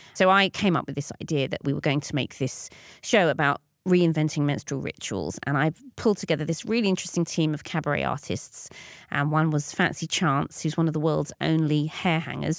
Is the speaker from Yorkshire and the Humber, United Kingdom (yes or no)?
no; London, United Kingdom; I grew up in North London